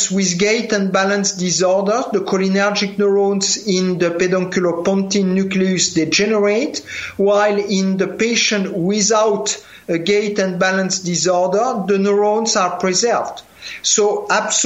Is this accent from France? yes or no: yes; France; accent: French; English is a second language; You hear from my accent, I am a French guy